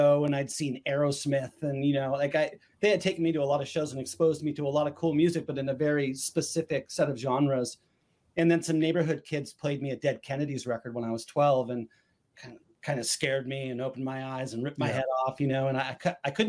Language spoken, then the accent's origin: English; Southern California, United States; where I grew up in Southern California